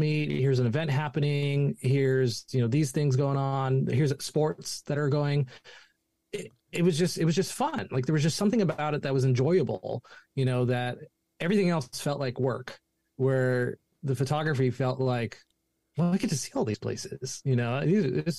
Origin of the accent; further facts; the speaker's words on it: Chico, California, United States; I grew up here in Chico, California. I wasn't born here, but I grew up here, went to high school here.